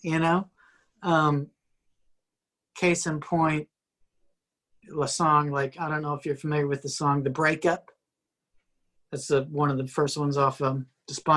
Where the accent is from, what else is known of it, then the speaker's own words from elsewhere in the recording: Iowa, United States; moved away; also born or lived in Texas; I was born in Iowa.